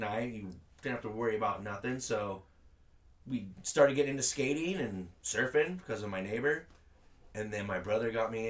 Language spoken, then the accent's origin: English; Solana Beach, California, United States; Yeah, I was born and raised in Eden Gardens in Solana Beach.